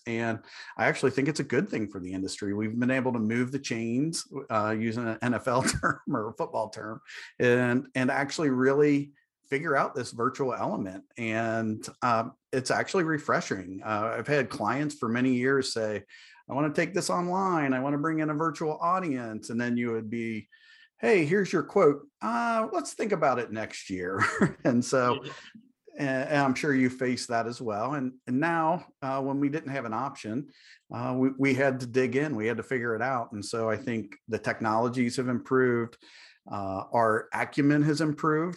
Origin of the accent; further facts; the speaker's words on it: Ohio, United States; I'm from Ohio.